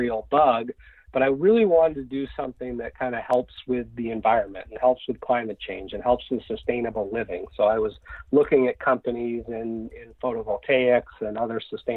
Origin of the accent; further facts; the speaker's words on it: just outside Boston, Massachusetts, United States; I grew up in Massachusetts, just outside Boston